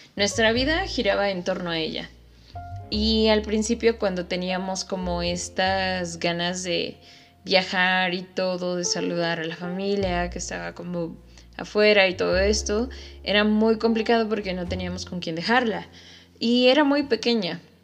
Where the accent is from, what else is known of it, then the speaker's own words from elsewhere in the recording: Mexico City, Mexico; moved away; yo soy de la Ciudad de México